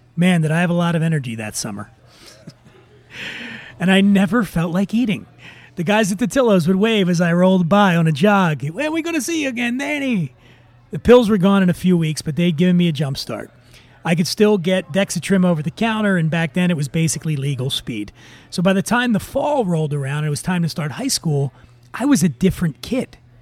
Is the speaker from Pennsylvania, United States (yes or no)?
yes; Philadelphia, Pennsylvania, United States; moved away; downtown Philadelphia, around 17th and Sansom. It's my hometown